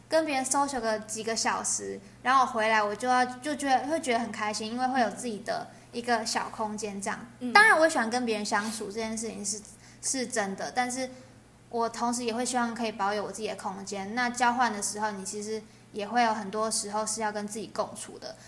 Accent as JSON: {"language": "Chinese", "country": "Taiwan", "accent": "Taiwanese", "said": "我是来自台湾"}